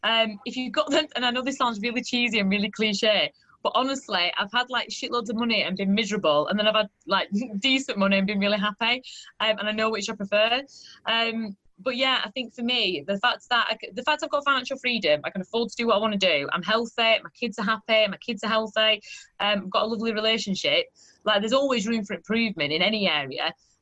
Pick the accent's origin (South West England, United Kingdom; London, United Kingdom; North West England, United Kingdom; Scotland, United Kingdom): North West England, United Kingdom; Burnley; now in Sheffield, United Kingdom; At Burnley.